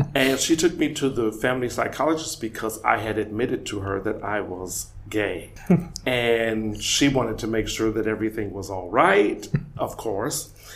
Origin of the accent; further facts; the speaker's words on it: Omaha, Nebraska, United States; moved away as an adult; also born or lived in Weimar, Germany; now in Berlin, Germany; I'm from Omaha, Nebraska